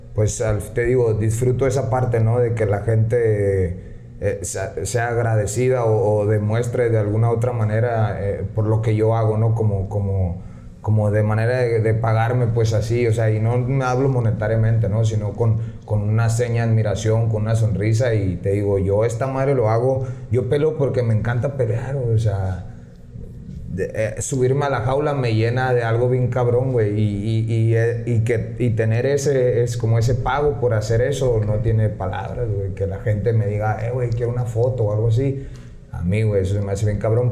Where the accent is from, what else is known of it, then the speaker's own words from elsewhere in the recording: San Luis Río Colorado, Sonora, Mexico; moved away as an adult; now in Tijuana, Mexico; yo nací, crecí aquí en San Luis. Eh, apenas tengo, te digo, cinco años en Tijuana.